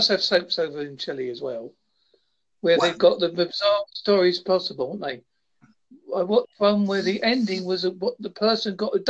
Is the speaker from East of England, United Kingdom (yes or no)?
yes; Essex, East of England, United Kingdom; now in Devon, United Kingdom; I'm from Essex.